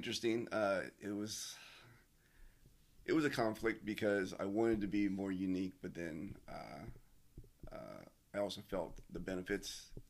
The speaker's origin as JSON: {"language": "English", "town": "Columbus", "region": "Ohio", "country": "United States", "tie": "born or raised there", "said": "Seeing other groups of Asian descent around me, mainly from where I'm from on the west side of Columbus."}